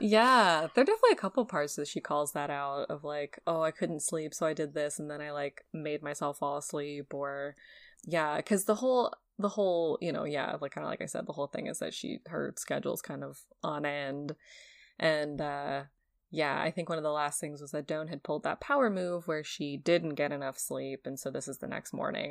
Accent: New England, United States; someone who was born and raised in New England. and went to Emerson

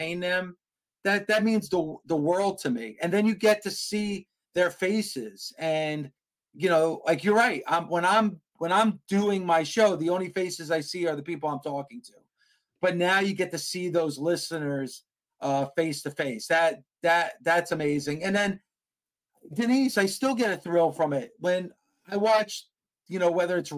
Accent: New Jersey, United States; I'm from New Jersey

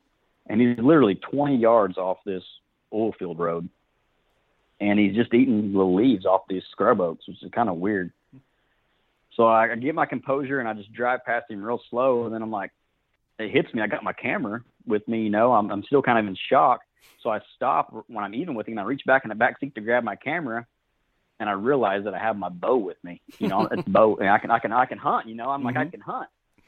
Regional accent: Fort Gibson, Oklahoma, United States; now in Muskogee, United States; I'm from Fort Gibson, Oklahoma. I live in Muskogee now.

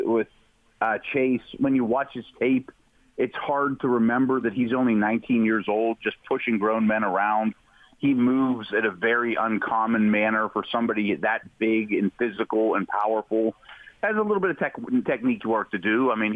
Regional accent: Pittsburgh, Pennsylvania, United States; born or raised there

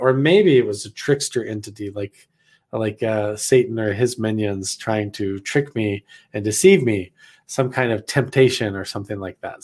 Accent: Idaho, United States; moved away as an adult; I'm actually not from around here because I'm back from Idaho

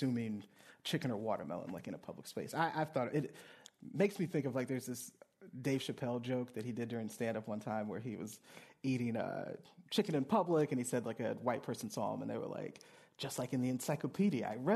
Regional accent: Louisiana, United States; I grew up in Louisiana, grew up below the Mason-Dixon line

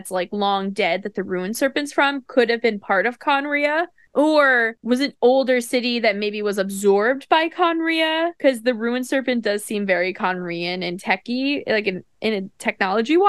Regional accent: New York, United States; I'm from New York

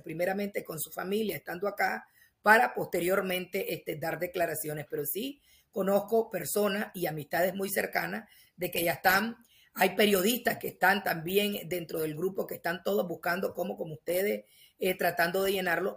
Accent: Nicaragua; moved away as an adult; como nicaragüense

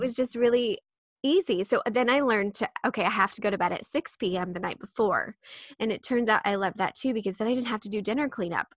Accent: Midwest, United States; I was born and raised in the Midwest, which is, like, bootstrap country

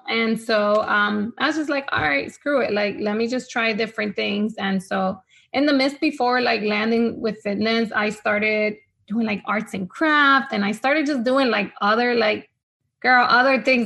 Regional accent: Honduras; first language Spanish; English is a second language; now in United States; I was born here in the States, but I moved back to Honduras. So Spanish was has always been my first language.

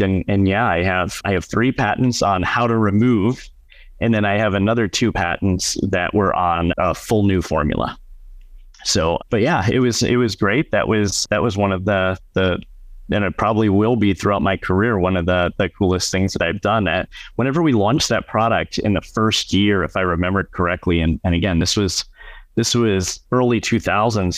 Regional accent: Madison, Wisconsin, United States; moved away as an adult; also born or lived in California / Tucson, Arizona; where we lived growing up in Madison, Wisconsin

